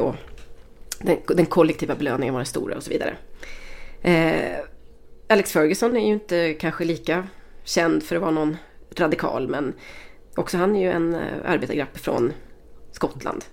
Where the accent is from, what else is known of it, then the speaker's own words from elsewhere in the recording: Västergötland, Västra Götaland, Sweden; vi är tre västgötar